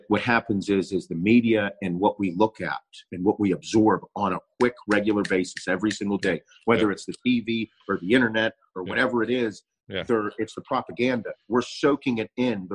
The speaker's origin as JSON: {"language": "English", "country": "United States", "said": "as an American"}